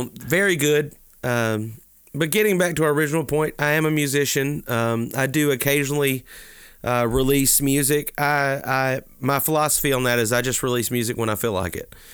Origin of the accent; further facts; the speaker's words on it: Alabama, United States; also born or lived in Natchez, Mississippi / Mobile, Alabama; now in Georgia, United States; I was born in Mississippi and raised in Alabama and live in Georgia